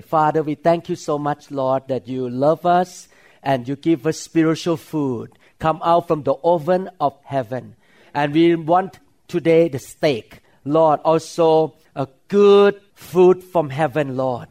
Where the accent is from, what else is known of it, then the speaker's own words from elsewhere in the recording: Thailand; English is a second language; moved away as an adult; now in United States; My English was so broken at that time because I grew up in Thailand